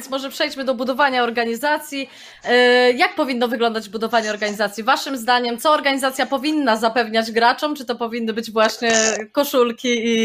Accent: Podlaskie Voivodeship, Poland; Też jestem z Podlasia

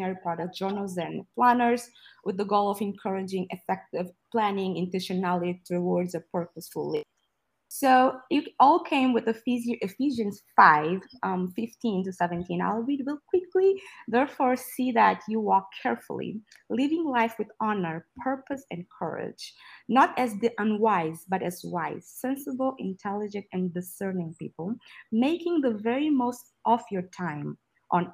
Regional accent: Angola; now in Texas, United States; I am speaking right now from Texas, but I'm originally from Angola, a country in Southwest Africa.

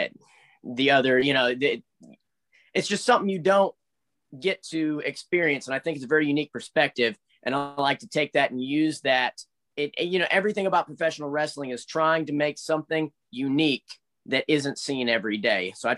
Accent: United States; I was born in the States

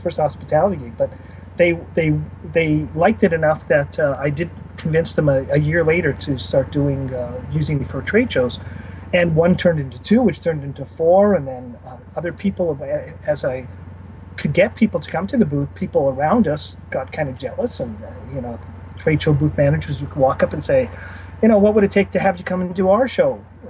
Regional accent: Canada; also born or lived in Winnipeg, Manitoba; I'm Canadian

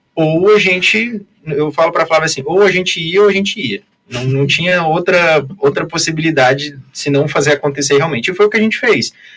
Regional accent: Foz do Iguaçu, Paraná, Brazil; also born or lived in Biratã; me considero de Foz, né? Porque sempre morei

